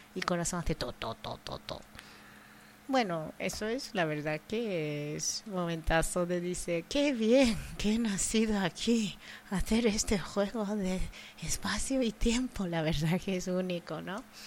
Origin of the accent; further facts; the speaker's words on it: Japan; Spanish is a second language; also born or lived in Andalusia; now in Spain; mi tierra, Japón